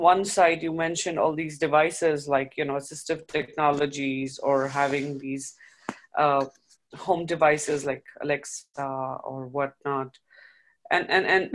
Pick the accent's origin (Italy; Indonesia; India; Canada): India; moved away; I come from the East, I come from India